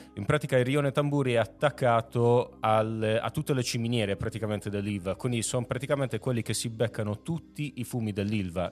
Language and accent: Italian; north of Bari, Apulia, Italy; Io sono pugliese